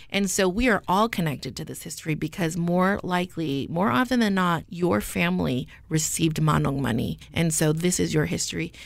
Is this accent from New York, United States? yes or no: no; Stockton, California, United States; moved away as an adult; I was raised in Stockton